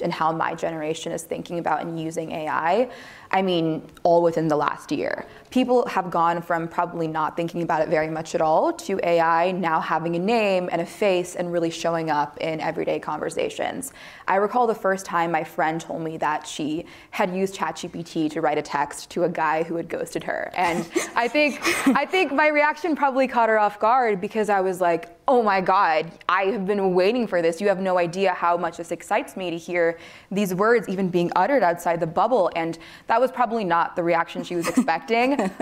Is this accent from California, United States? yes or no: yes; California, United States; my home state of California